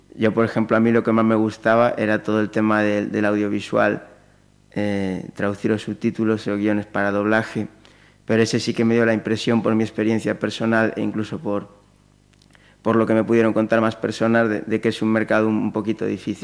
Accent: Pontevedra, Galicia, Spain; moved away as an adult; yo soy de aquí, de Pontevedra, de toda la vida y salvo años sueltos eh, por circunstancias puntuales, pues he vivido aquí toda mi vida hasta hace muy poquito que, me he ido

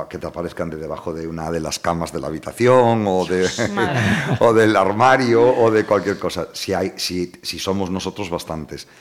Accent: Vilanova de Arousa, Galicia, Spain; me acuerdo de pequeño, te lo juro, en Vilanova de Arousa

